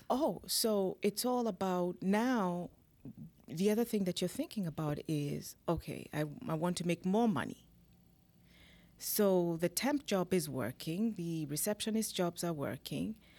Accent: Kenya; moved away as an adult; now in United States; I'm originally from Kenya, born in Kenya. I came to this country, uh, now it's twenty years ago through the Green Card program

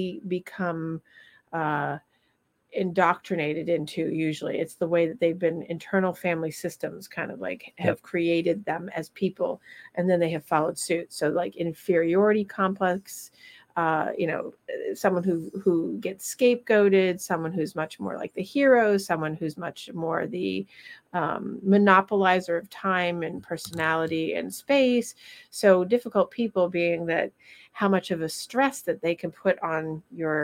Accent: Vermont, United States; moved away; I'm going to my hometown

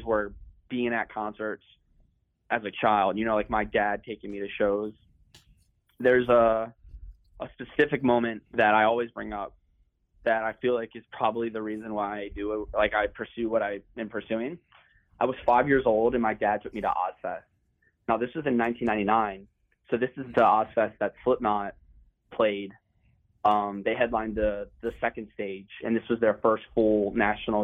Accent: Dundalk, Maryland, United States; the house I grew up in Dundalk.

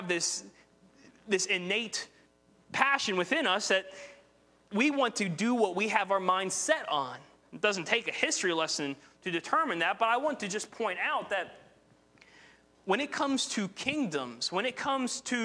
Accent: West Virginia, United States; accent: West Virginia; my West Virginia accent

